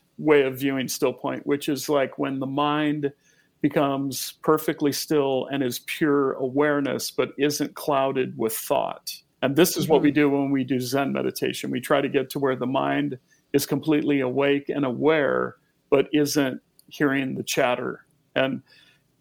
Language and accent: English; Olympic Peninsula, Washington, United States; my childhood growing up on the Olympic Peninsula